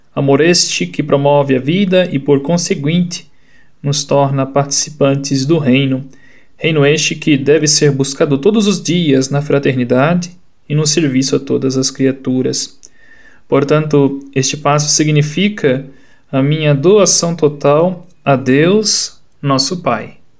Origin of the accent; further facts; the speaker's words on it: Angola; now in Petrópolis, Brazil; de Angola